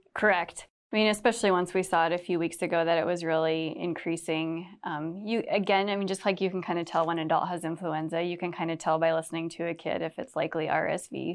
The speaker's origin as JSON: {"language": "English", "area": "Cedar Rapids area", "region": "Iowa", "country": "United States", "tie": "born or raised there", "said": "Cedar Rapids, so we grew up around this area, not right in Cedar Rapids"}